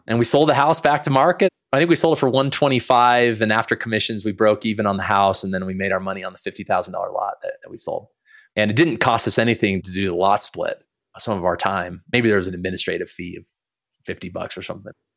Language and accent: English; Montana, United States; So I was born in Montana. My parents lived in a double wide.